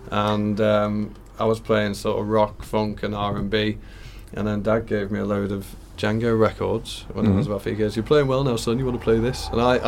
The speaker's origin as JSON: {"language": "English", "area": "the Wirral", "region": "North West England", "country": "United Kingdom", "moved": "as an adult", "lives_now": "Liverpool, United Kingdom", "said": "I'm in Liverpool. I'm in Egbeth, but I'm actually from the Wirral originally."}